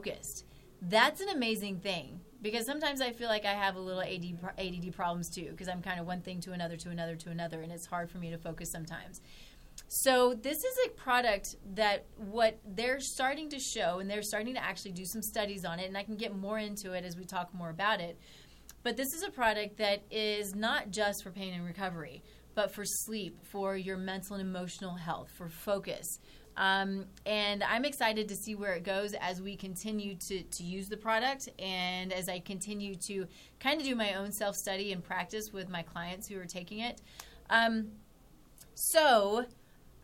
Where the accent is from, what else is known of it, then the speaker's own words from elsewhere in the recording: Texas, United States; moved away; I'm from Texas